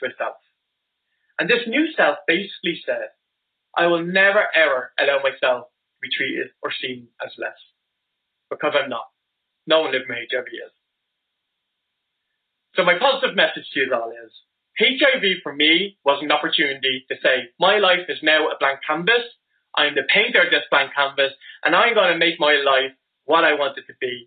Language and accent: English; Dublin, Leinster, Ireland; I am from Dublin in Ireland.